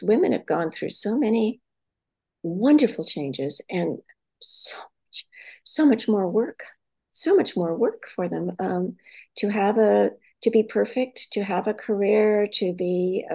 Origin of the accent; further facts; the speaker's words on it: San Francisco Bay Area, California, United States; also born or lived in Arkansas, United States; growing up in the Bay Area, which is where I was born, in San Francisco, and I grew up in Sausalito, Mill Valley, San Anselmo